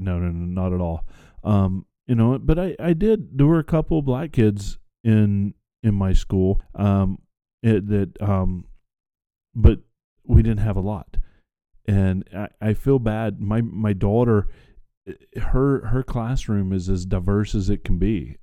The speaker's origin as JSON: {"language": "English", "region": "the South", "country": "United States", "tie": "born or raised there", "said": "I grew up in the South"}